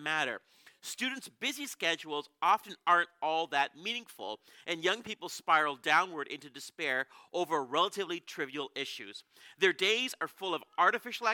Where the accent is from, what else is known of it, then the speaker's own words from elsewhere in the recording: Canada; We're from Canada.